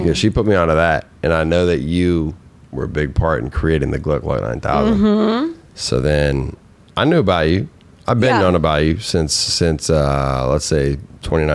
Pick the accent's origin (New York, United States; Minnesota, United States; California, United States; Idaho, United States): Minnesota, United States; I am from Minnesota. I'm a Midwest boy.